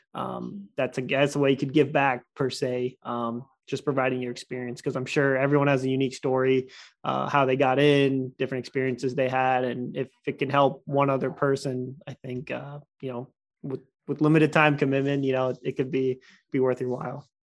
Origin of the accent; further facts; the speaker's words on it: Stafford, Virginia, United States; I grew up in Stafford my whole life